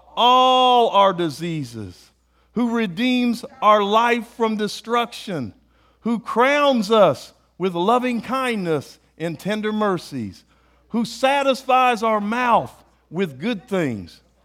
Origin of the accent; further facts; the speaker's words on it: United States; I'm an American